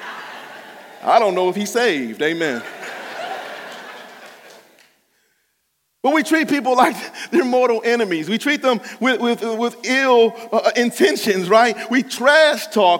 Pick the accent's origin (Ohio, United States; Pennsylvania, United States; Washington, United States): Ohio, United States; Cleveland Heights; I'm from Cleveland Heights